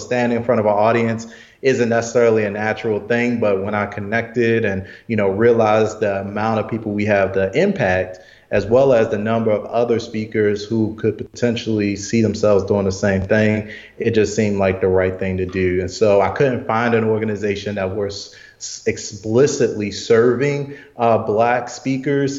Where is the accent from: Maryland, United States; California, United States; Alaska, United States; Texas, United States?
Maryland, United States; Baltimore; Morgan State University, which is in Baltimore, my hometown